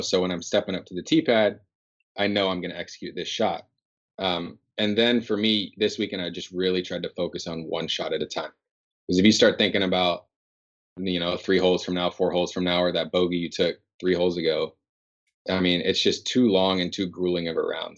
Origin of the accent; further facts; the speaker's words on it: Northern California, United States; moved away as an adult; now in Seattle, United States; growing up in NorCal